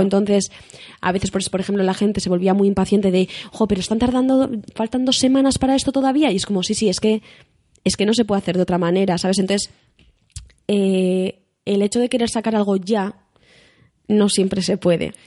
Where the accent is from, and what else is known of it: Basque Country, Spain